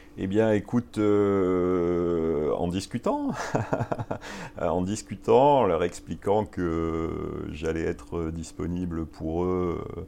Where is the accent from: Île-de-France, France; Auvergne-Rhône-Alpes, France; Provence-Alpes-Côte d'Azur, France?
Provence-Alpes-Côte d'Azur, France; Marseille; moved away as an adult; now in Paris, France; je suis né, euh, je suis né à Marseille. Euh, j'ai fait mes études à Aix-en-Provence